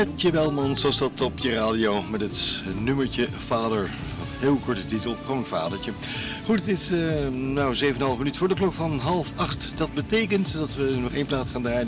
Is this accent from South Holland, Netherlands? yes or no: yes; The Hague, South Holland, Netherlands; Ik ben geboren in Scheveningen